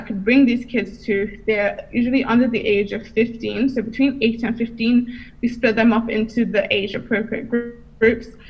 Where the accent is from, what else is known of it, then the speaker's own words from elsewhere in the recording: United Kingdom; I'm from the UK, but my heritage is Nigeria.